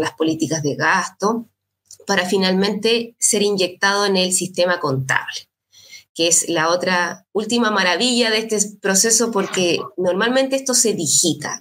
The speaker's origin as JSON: {"language": "Spanish", "region": "Valparaíso", "country": "Chile", "tie": "born or raised there", "also_born_or_lived": "Viña del Mar", "said": "Yo soy nací en Valparaíso, estudié en la, universidad acá."}